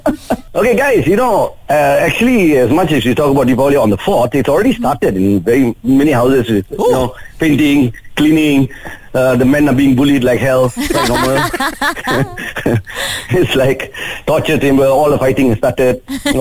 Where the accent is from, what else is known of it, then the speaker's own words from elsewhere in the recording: Malaysia; Other than that, like I said, since we're completely Malaysian, you know, ang pao is the best.